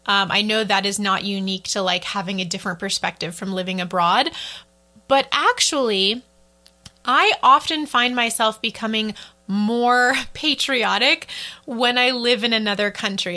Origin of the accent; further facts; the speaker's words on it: United States; moved away as an adult; I'm an American